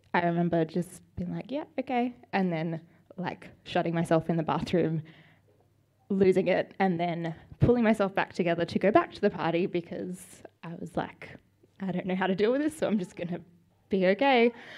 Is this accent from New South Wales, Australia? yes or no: yes; Sydney, New South Wales, Australia; also born or lived in Melbourne / Parramatta / Dural; so I was born in Melbourne. Fun fact: we moved to Sydney when I was ten months old, so I don't really remember Melbourne at all